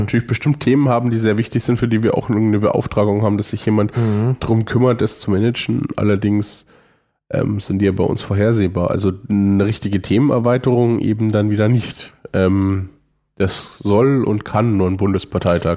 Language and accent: German; Franconia, Germany; Bin Franke